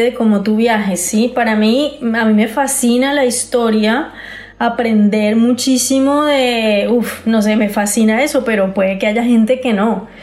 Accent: Santander, Colombia; yo soy santandereana, entonces será en la tierrita

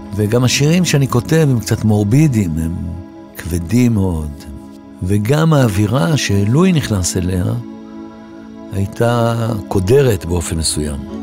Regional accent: Tel Aviv, Tel Aviv District, Israel; also born or lived in Alonei Abba; הילדות בביצרון, רמת ישראל, ליד, אה, גבעתיים שמה, יד אליהו, בין כל האלה הייתה שכונה כזאת. עדיין יש. אני גדלתי בה עד גיל, אה, תשע.

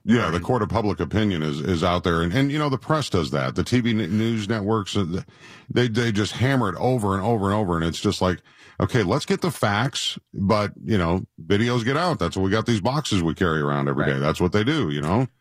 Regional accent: Rochester, Minnesota, United States; moved away; I, I grew up in Minnesota, right? In mm-hmm. Rochester

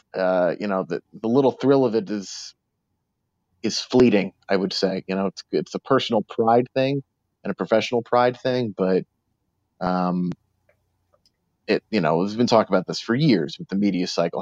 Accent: New York City, New York, United States; I grew up in New York City

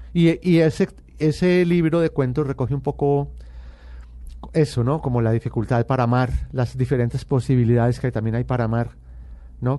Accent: Medellín, Antioquia, Colombia; yo nací en Medellín y pertenezco a, a una familia paisa muy tradicional

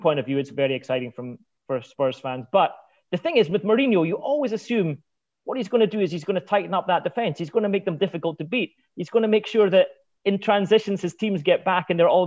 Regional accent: Scotland, United Kingdom; I'm from Scotland.

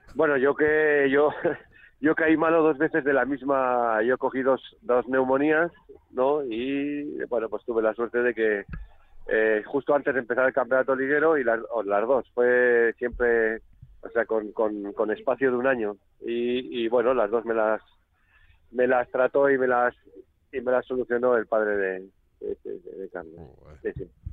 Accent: Catalonia, Spain; now in Logroño, Spain

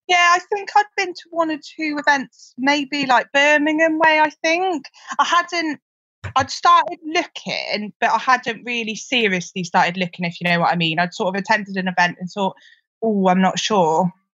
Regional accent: Gloucester, South West England, United Kingdom; also born or lived in Liverpool / Cheltenham; I'm from Gloucester. You can probably tell that from my accent

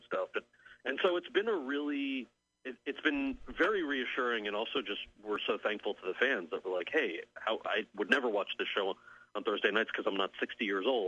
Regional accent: outside of New York City, United States; I grew up outside of New York City

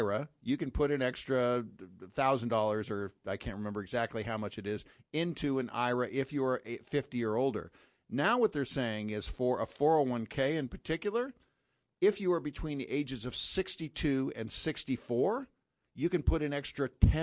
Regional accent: Sacramento, California, United States; moved away; I grew up in Sacramento, California, where Shakey's started

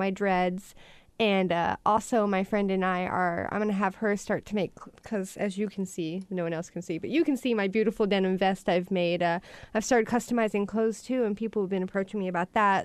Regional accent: Oklahoma, Texas, the South, United States; From the South, yes. I grew up in Oklahoma, Texas

